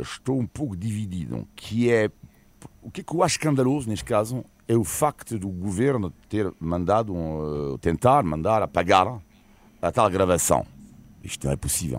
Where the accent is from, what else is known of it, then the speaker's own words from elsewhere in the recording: Almada, Lisbon, Portugal; Almada, minha Terra